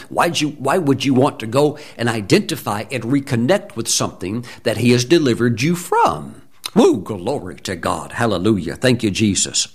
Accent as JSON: {"language": "English", "region": "Mississippi", "country": "United States", "tie": "born or raised there", "said": "I'm in sixth grade, growing up in Mississippi"}